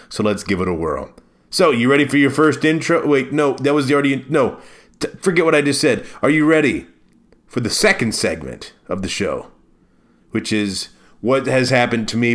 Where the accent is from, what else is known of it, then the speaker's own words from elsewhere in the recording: Maryland, United States; now in Milwaukee, United States; See, I came from the East Coast, right? I came from Maryland, and when you're in Maryland, you have the Bay and you have the Atlantic Ocean.